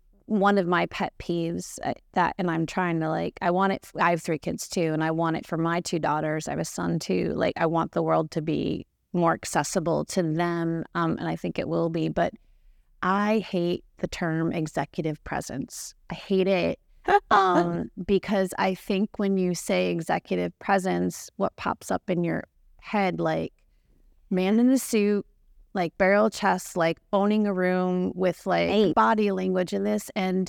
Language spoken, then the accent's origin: English; California, United States; And I grew up in California.